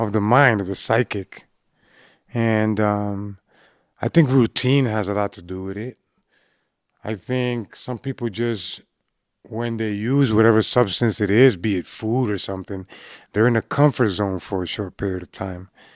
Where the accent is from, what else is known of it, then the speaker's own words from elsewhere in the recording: Boston, Massachusetts, United States; when growing up in Boston, you know, back in the nineties